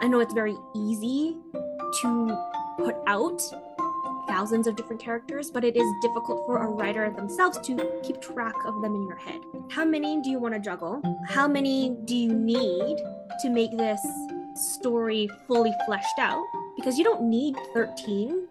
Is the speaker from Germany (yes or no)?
no; Canada; I'm Canadian